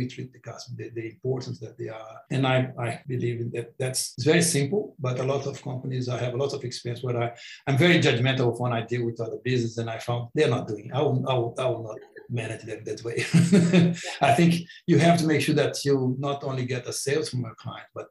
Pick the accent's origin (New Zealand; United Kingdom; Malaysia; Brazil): Brazil; English is a second language; moved away as an adult; also born or lived in Sydney, Australia; now in Australia; I went back to Brazil